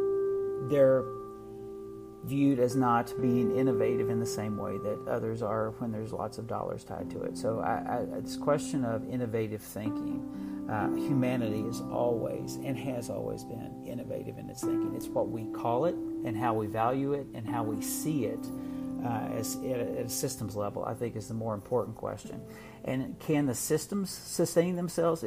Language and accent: English; Appalachia, southeastern Kentucky, United States; moved away; I am originally from Appalachia, from a 9-generation southeastern Kentucky coal fields family.